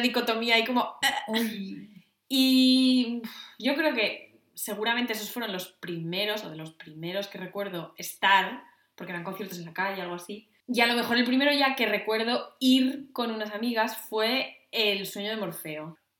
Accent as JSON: {"language": "Spanish", "region": "Asturias", "country": "Spain", "said": "yo soy de Asturias"}